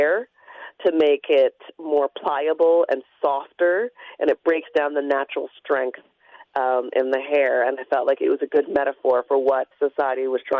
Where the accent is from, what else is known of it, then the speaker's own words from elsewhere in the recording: London, Ontario, Canada; moved away as an adult; also born or lived in Toronto; I grew up in London. I left to go to University of Toronto